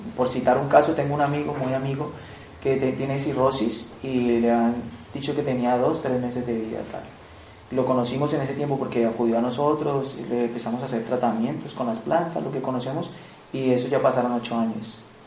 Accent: Colombia; moved away; vengo de Colombia, del Piemonte Amazónico, eh, frontera con Ecuador, Brasil, en la Amazonía colombiana. Desde los siete años he estado, he estado pues, muy vinculado a las culturas indígenas, pues porque soy de ahí del Piemonte Amazónico

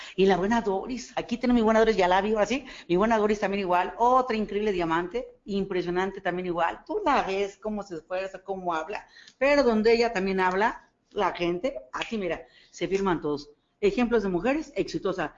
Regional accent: State of Mexico, Mexico; yo no soy de aquí, yo vengo del Estado de México

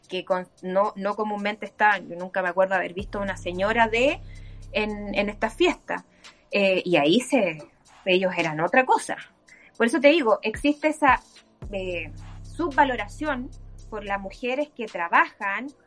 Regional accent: Antofagasta, Chile; born there; te insisto, yo nací en Antofagasta, mis vacaciones de universitaria, hasta ahí llegué con mi relación con Antofagasta

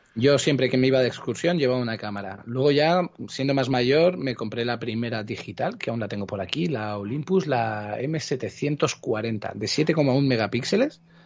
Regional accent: Cuenca, Castilla-La Mancha, Spain; also born or lived in Barcelona, Catalonia (Gràcia); Muy pequeñito, tenía unos ocho años o así, cuando me vine a vivir a Cuenca

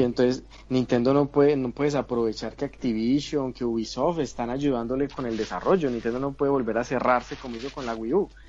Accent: Medellín, Antioquia, Colombia; aguantando calor por acá en mi tierra, Medellín, Colombia

